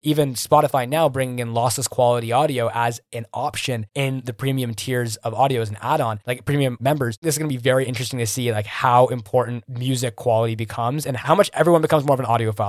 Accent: Greater Toronto Area, Ontario, Canada; I'm from Toronto, man. Like, I mean, from, like, the G, Greater Toronto Area

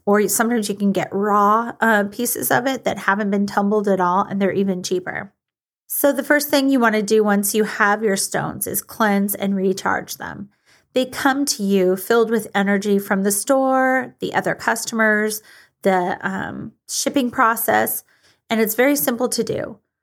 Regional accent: Washington, United States; my home state of Washington

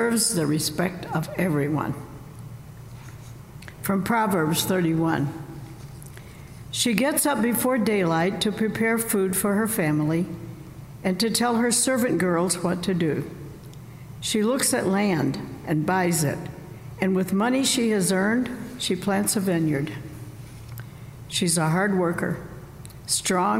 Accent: Southern Illinois, United States; now in Northern Illinois, United States; Where I grew up in Southern Illinois

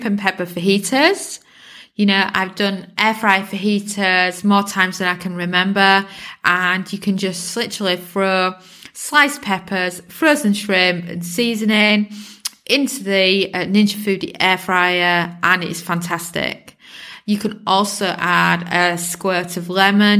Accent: England, United Kingdom; I'm British born, so I've been brought up on the beautiful English cheeses

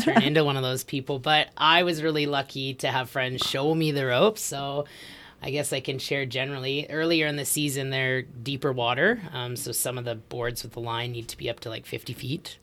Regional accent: Edmonton, Alberta, Canada; moved away; also born or lived in Australia; I grew up in Edmonton

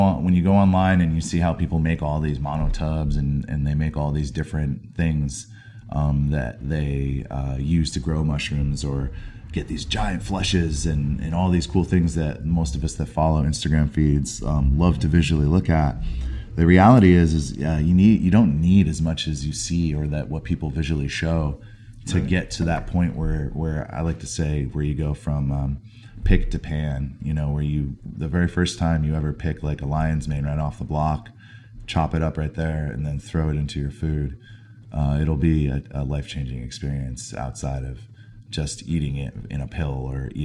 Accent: New Hampshire, United States; now in San Francisco, United States; I'm originally from the East Coast. I grew up in New Hampshire.

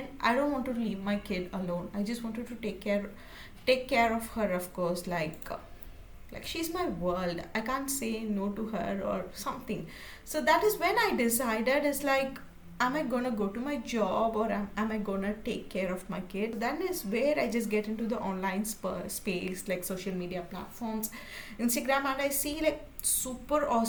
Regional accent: India; So I'm from India

